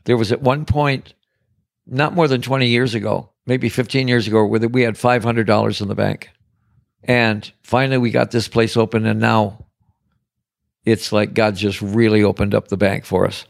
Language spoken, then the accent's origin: English; Detroit, Michigan, United States; now in Paradise Valley, United States; I'm from Detroit. I'm from the big, bad city